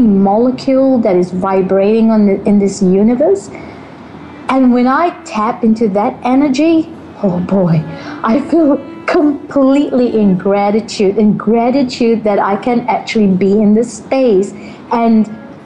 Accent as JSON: {"language": "English", "country": "Malaysia", "tie": "born or raised there", "said": "I grew up in Malaysia. I am in Malaysia right now"}